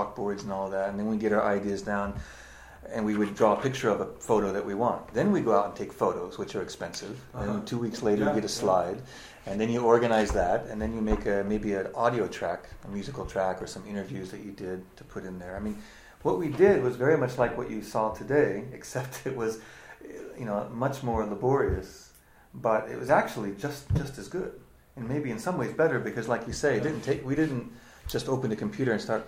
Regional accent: United States; moved away as an adult; now in Japan; I am an American who has lived in Japan for 21 years, and that's my home

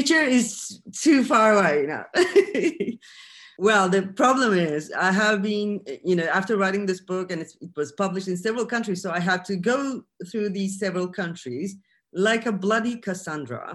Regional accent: Turkey; I'm from Turkey

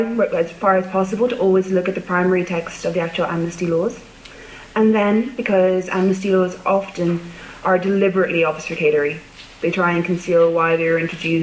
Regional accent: Ireland; I'm Irish

